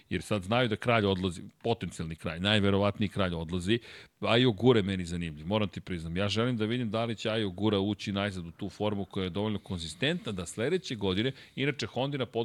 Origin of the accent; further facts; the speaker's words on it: Serbia; Dakle, mi dolazimo iz Srbije, sa Balkana.